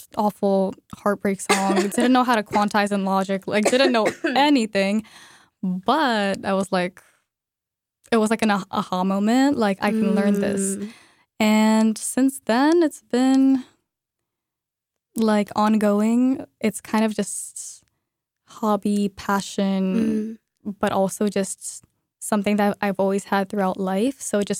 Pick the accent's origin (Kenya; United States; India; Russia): Russia; Moscow; moved away as an adult; as you just said. And yeah, I am from Moscow, Russia, in my freshman year of college. I moved in with Bella.